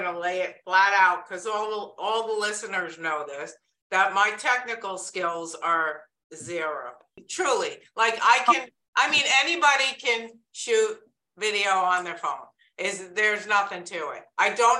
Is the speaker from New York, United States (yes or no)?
yes; New York, United States; accent: New York; moved away as an adult; that big New York accent